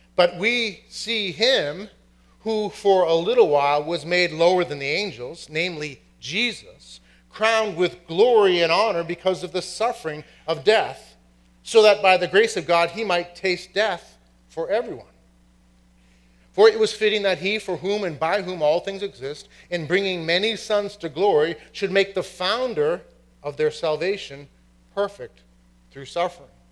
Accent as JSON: {"language": "English", "town": "Boston", "region": "Massachusetts", "country": "United States", "said": "from Boston, and my family is from County Cork, Ireland"}